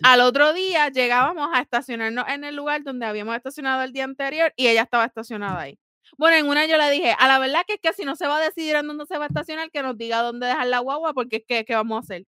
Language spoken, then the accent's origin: Spanish; Puerto Rico; moved away; yo soy boricua, pero a mí ya se me cayó la piel de boricua